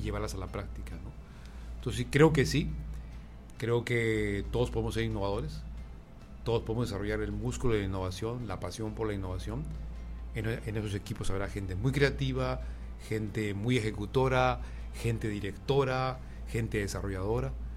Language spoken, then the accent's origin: Spanish; Arequipa, Peru; moved away as an adult; also born or lived in Ecuador / Colombia; now in Mexico; nací en una ciudad del Perú que se llama Arequipa